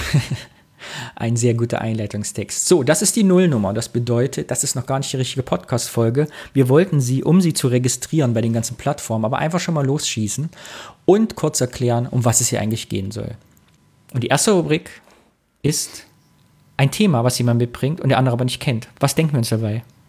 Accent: Kyffhäuserkreis, Thuringia, Germany; now in Cologne, Germany; geboren 82, 1982, bin Thüringer aus dem Kiffhäuser Kreis und wohne jetzt aber auch schon Ewigkeiten in Köln

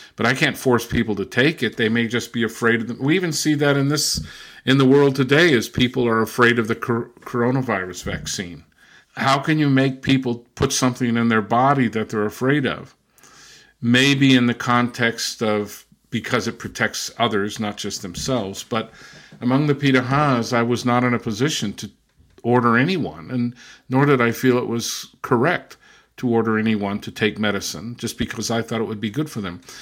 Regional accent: Southern California, United States; also born or lived in Brazil / England / Germany; now in Massachusetts, United States; I was born and raised in Southern California.

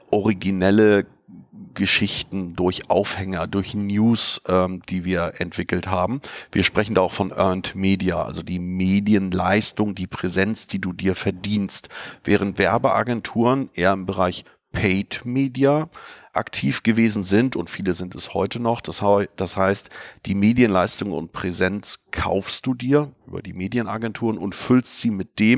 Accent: Fehmarn, Schleswig-Holstein, Germany; Ich bin auf Fehmarn geboren. Das ist eine Insel in der Ostsee zwischen Dänemark und Deutschland. Also auf dem Land könnte man auch sagen, bin in einfachen Verhältnissen äh, groß geworden

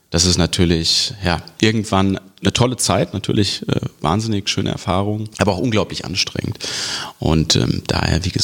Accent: Wiesbaden, Hesse, Germany; ich will auf jeden Fall zurück in meine Heimatstadt Wiesbaden und mich hier engagieren

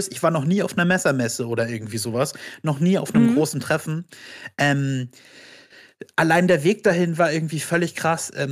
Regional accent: Brandenburg an der Havel, Brandenburg, Germany; Hier aus Brandenburg. Ach, was? Ich auch. Wie? Aus welcher Stadt? Ja, Brandenburg an der Havel. Oh mein Gott, ich auch.

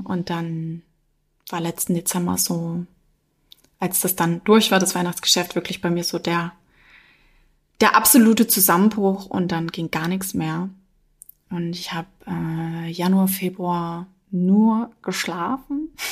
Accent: Dresden, Saxony, Germany; moved away; also born or lived in Freital; ich komme aus Dresden

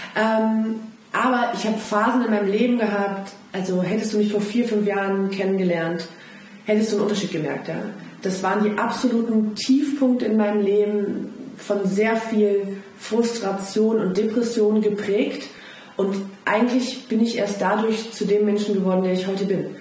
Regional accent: Rhineland, Germany; als Rheinländerin

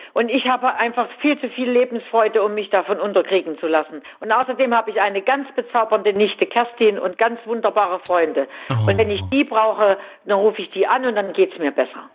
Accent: Weimar, Thuringia, Germany; moved away; bin wirklich am 3. Oktober 96 in die Altstadt nach Weimar gezogen

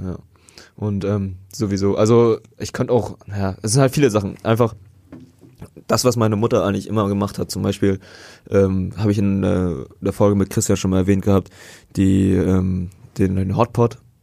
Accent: Vietnam; bei uns in Vietnam

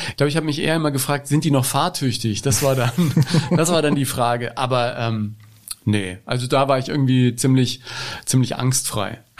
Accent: Ebern, Bavaria, Germany; wir haben als Kinder in Ebern in Franken mit zwei Kassettenrekordern uns, wie das in Bayern so üblich war

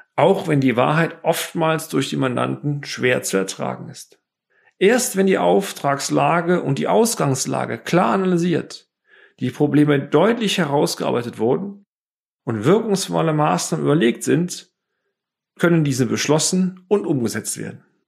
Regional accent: Bonn, North Rhine-Westphalia, Germany; innerhalb der Freiwilligen Feuerwehr Bonn, meiner Heimatstadt

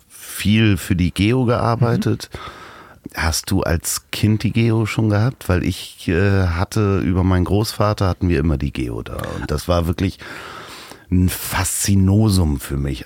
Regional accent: Hamburg, Germany; als Hamburger

